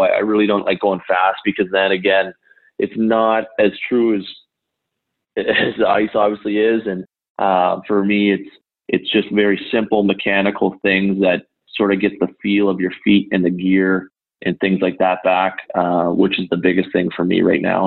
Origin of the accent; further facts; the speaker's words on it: St. Stephen, New Brunswick, Canada; I grew up in St. Stephen, New Brunswick, which is a small town right on the border of Maine